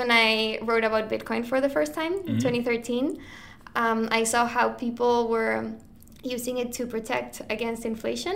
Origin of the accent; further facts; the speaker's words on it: Santiago, Santiago Metropolitan Region, Chile; moved away as an adult; also born or lived in Miami / Chicago / New York / Buenos Aires; I'm Chilean. I was born in Santiago. I spent most of my childhood in Chile, but I also lived in Miami for a couple of years when I was growing up